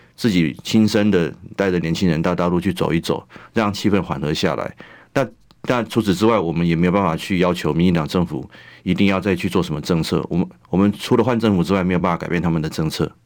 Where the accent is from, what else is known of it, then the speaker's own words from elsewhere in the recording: Taiwan; 我是一个台湾老百姓， 我是台湾， 台湾出生的纳税人